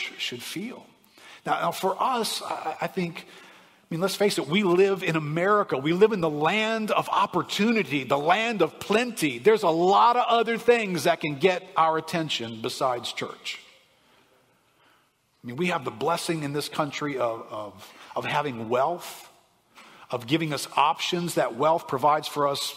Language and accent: English; New Orleans, Louisiana, United States; I grew up in New Orleans here